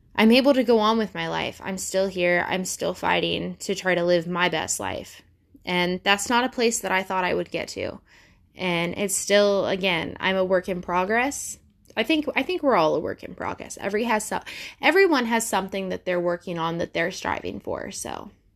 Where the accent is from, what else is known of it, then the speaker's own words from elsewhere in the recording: Ohio, United States; I'm from Ohio.